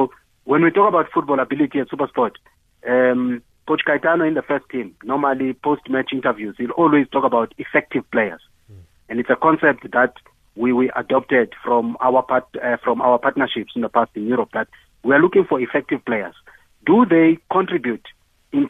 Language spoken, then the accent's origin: English; Eastern Cape, South Africa; moved away as an adult; also born or lived in Johannesburg; I come from Eastern Cape